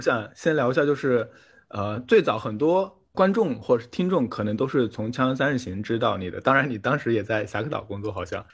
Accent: Jiangxi countryside, China; moved away; 我自己小时候是在乡下长大的，但是是南方，然后我是在我外婆家长大的，村子很小，附近都是山

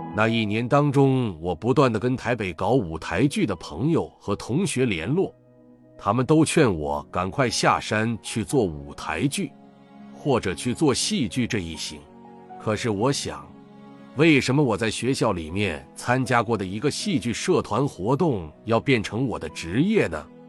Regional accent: Taiwan; 我在台湾出生

